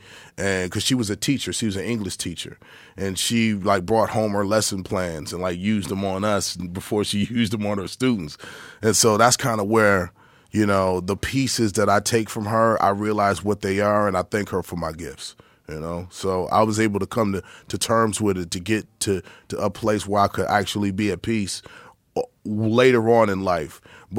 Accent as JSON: {"language": "English", "town": "Albuquerque", "region": "New Mexico", "country": "United States", "tie": "born or raised there", "also_born_or_lived": "Detroit, United States", "said": "Well, I was born in Detroit. In the 74, like I said, and then my mom passed away when I was like 9, and so when my dad got remarried, they wanted to live in Albuquerque, New Mexico. So I spent about 7 years in Albuquerque"}